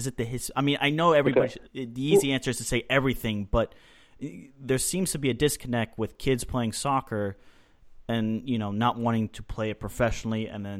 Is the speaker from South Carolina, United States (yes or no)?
no; Dallas, Texas, United States; growing up in Dallas.